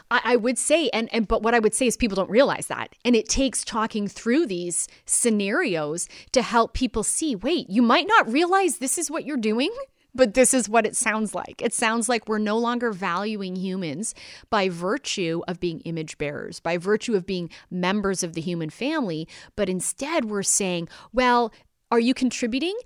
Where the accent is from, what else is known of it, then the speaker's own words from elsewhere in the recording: Canada; my own experience as a Canadian